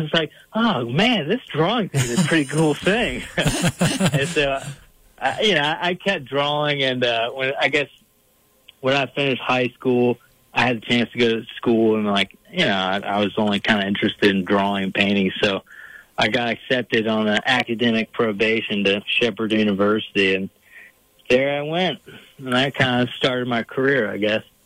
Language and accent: English; Fairfax County, Northern Virginia, United States; now in Homer, New York, United States; I'm, from Virginia. Actually, I grew up uh, in Northern Virginia, just outside Washington D.C.